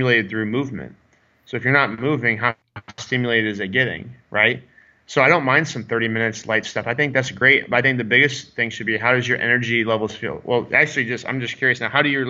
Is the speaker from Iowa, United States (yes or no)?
yes; Iowa, United States; I'm from Iowa